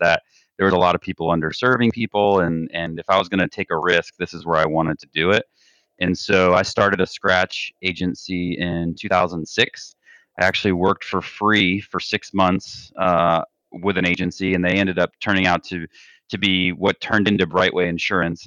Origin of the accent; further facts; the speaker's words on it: South Florida, United States; Grew up in South Florida.